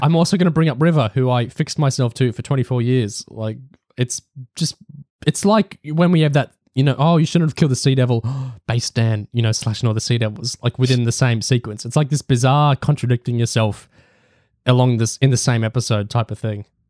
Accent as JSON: {"language": "English", "country": "Australia", "said": "me being Australian"}